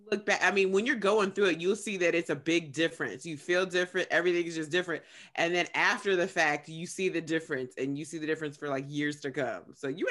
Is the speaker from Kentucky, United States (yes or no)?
yes; Kentucky, United States; I'm from Kentucky